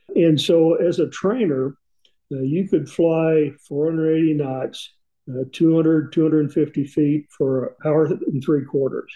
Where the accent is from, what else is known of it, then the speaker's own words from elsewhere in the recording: East Tennessee, United States; growing up in East Tennessee